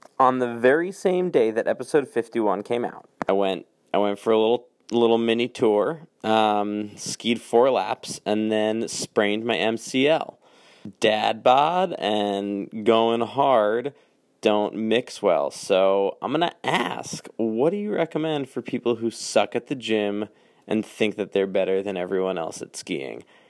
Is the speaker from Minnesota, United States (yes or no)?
no; New Jersey, United States; I'm the one from Jersey